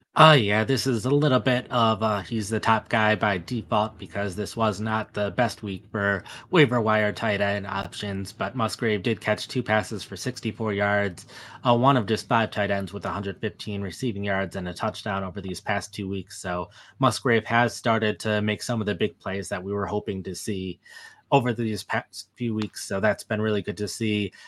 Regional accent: Wisconsin, United States; I was born and raised in Wisconsin

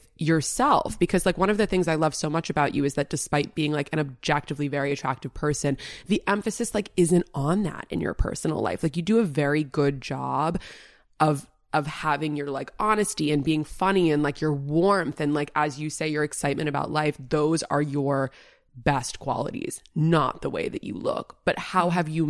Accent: New York City, New York, United States; I grew up in such an abnormal way in the middle of New York City

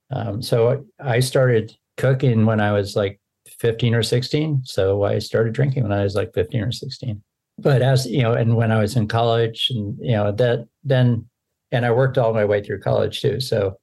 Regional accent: Seattle, Washington, United States; So I live out on the Oregon coast. I'm actually from Seattle, but I've lived all over the country on both East and West Coast.

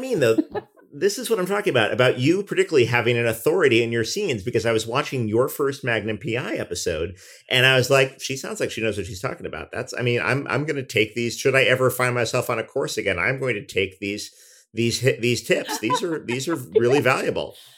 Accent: New York, United States; growing up in New York

